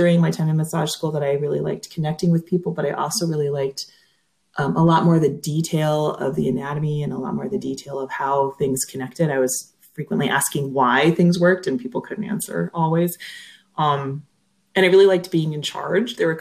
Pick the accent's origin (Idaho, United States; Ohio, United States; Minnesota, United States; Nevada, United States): Minnesota, United States; accent: Minnesota; And do you hear my accent come out there too? Winona, Minnesota